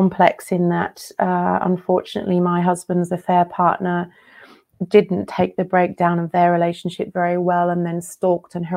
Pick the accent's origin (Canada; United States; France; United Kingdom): United Kingdom; England; moved away as an adult; also born or lived in Australia / India / Sri Lanka; I'm British. I grew up in England. Then I moved to Australia, then India, then Sri Lanka.